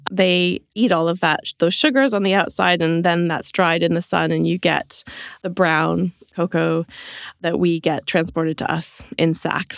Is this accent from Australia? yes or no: no; Canada; moved away as an adult; also born or lived in London; now in Suffolk, United Kingdom; I grew up in Canada, which is where my accent is from